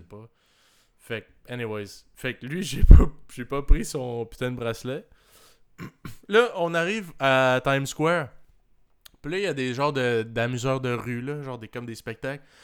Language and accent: French; Canada; je viens du Canada